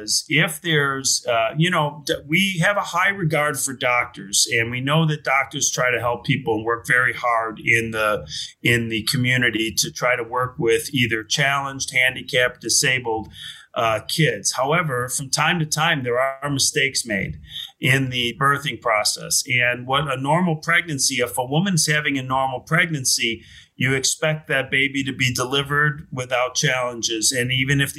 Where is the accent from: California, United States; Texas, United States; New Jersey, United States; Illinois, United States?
Illinois, United States; Chicago; also born or lived in New York; I grew up in Chicago, went to school in Chicago